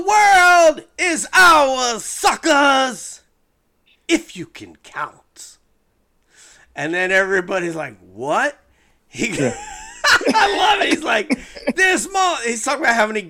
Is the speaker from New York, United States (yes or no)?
yes; Peekskill, New York, United States; I'm from Peekskill